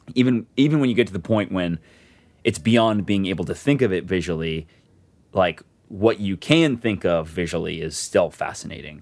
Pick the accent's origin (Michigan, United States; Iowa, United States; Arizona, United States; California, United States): Arizona, United States; Tucson; moved away as an adult; I was born in Tucson, Arizona, and lived there for, uh, eighteen years of my life.